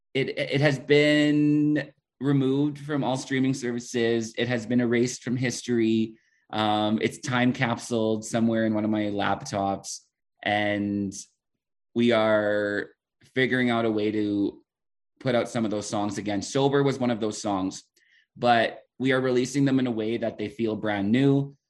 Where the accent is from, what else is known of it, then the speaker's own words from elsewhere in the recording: Prince Albert, Saskatchewan, Canada; moved away as an adult; now in La Ronge, Canada; growing up in Prince Albert